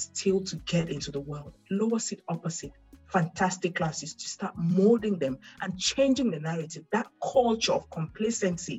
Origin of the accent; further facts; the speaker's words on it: Douala, Littoral, Cameroon; moved away; I was born and raised in Douala. I don't know any other part of Cameroon that well.